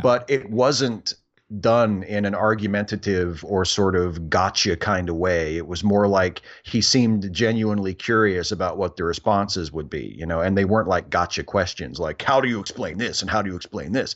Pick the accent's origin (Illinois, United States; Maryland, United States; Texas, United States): Maryland, United States; Clear Spring; also born or lived in Hagerstown, Maryland; I actually grew up and went to high school in a tiny little town called Clear Spring